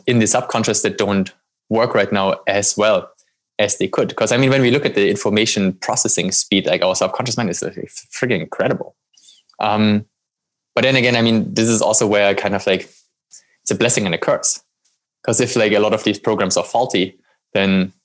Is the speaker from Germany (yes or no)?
yes; Germany; moved away; I grew up in Germany